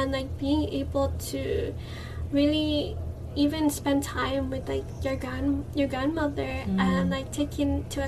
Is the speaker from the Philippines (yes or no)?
yes; Philippines; And I think as a Filipino, like, and even like the entire podcast, it was called Reclaiming Our Filipino Identity at first.